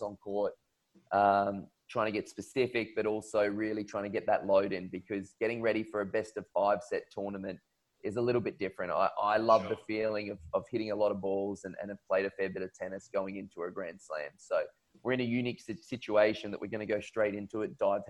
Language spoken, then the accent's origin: English; Queensland, Australia; growing up, being a Queenslander